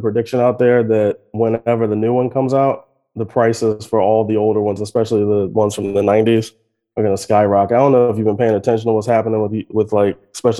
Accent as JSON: {"language": "English", "country": "United States", "said": "I assume probably because I'm an American"}